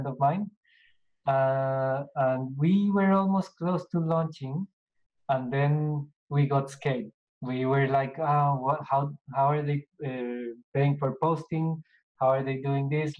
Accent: Bogota, Bogotá Capital District, Colombia; moved away as an adult; now in Australia; I'm from Colombia.

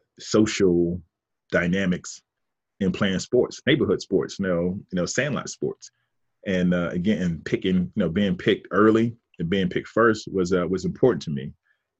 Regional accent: Fort Pierce, Florida, United States; moved away as an adult; also born or lived in Miami, Florida; now in Atlanta, United States; growing up in Fort Pierce, Florida, where I'm from, is still considered South Florida

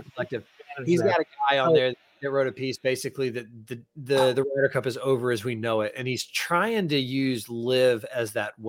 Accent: Southeast, United States; I grew up down in the Southeast and I was a Braves fan.

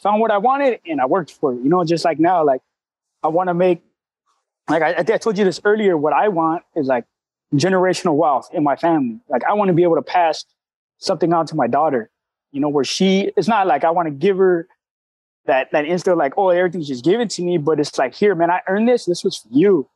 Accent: La Puente, California, United States; now in Fremont, United States; I'm from Southern Cali. I'm born, Southern raised, man, in the San Gabriel Valley of LA County, which is in the city of La Puente

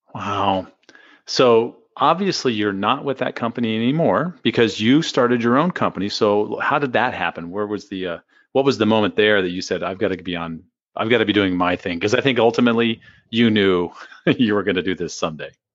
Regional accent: San Diego, California, United States; moved away as an adult; now in Phoenix, United States; Portland's a lot like San Diego, where I grew up

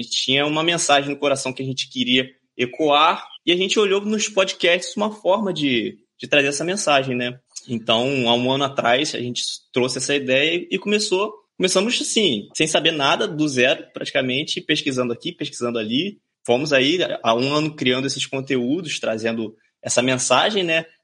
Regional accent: Rio de Janeiro, Brazil; accent: carioca; Fala pessoal, eu sou carioca, né? Então desculpa aí esse monte de X que eu vou falar, mas é sotaque carioca, né?

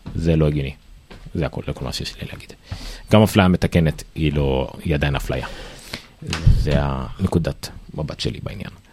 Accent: Israel; אנחנו ישראלים

